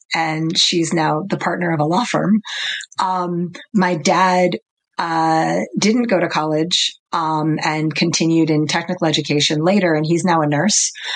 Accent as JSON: {"language": "English", "region": "New York", "country": "United States", "tie": "born or raised there", "said": "I was born in Manhattan and I grew up in New York"}